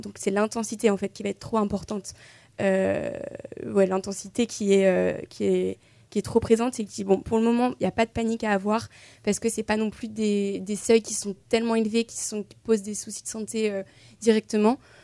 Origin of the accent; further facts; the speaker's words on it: Tours, Centre-Val de Loire, France; je viens euh, de Tours, euh, donc voilà, petit retour aux sources